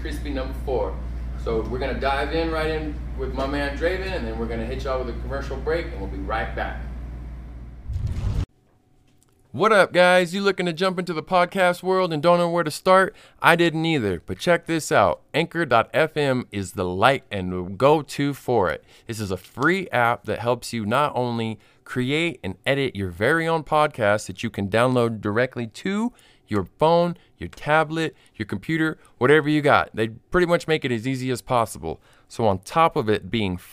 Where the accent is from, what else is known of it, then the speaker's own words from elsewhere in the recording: Clovis, New Mexico, United States; now in Las Cruces, United States; That's how I grew up in Clovis like that. I was raised with my grandparents